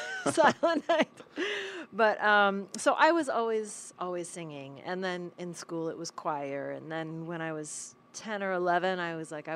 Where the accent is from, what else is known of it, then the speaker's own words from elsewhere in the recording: San Francisco, California, United States; also born or lived in Sonoma County, California; now in Los Angeles, United States; I was born in Haight-Ashbury.